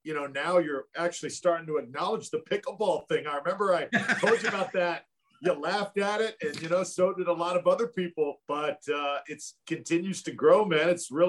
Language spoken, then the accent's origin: English; Tampa, Florida, United States; I love Tampa Bay. I love my hometown. If I did not live in Tampa Bay, I'm going to Las Vegas, no doubt.